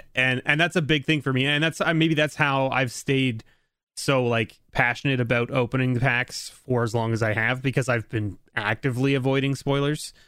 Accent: Canada; I'm a Canadian

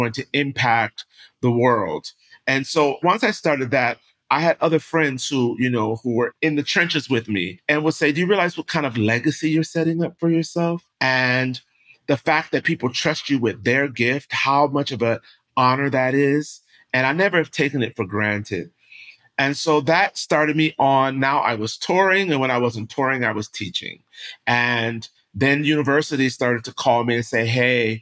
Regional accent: Rochester, New York, United States; I am from New York. I grew up upstate New York in Rochester

